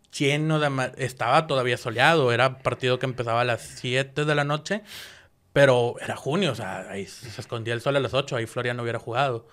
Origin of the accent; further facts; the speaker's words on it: Guadalupe, Nuevo León, Mexico; nací en Guadalupe, Nuevo León